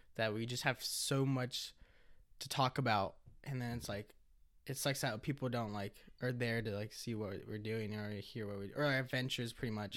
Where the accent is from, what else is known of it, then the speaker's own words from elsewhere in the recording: Monrovia, California, United States; also born or lived in East Los Angeles, California; I grew up in Cal State, L A area, like, the college